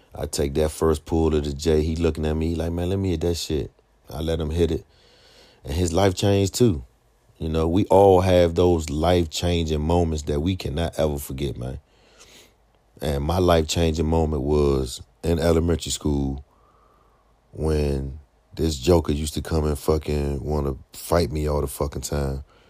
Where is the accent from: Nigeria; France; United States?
United States; Washington, District of Columbia; when I was a young guy growing up on Sixth Street Southeast, man, going to Henley